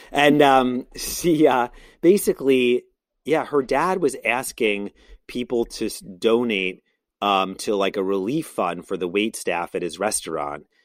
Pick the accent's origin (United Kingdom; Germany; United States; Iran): United States; Brooklyn, New York; I'm from Brooklyn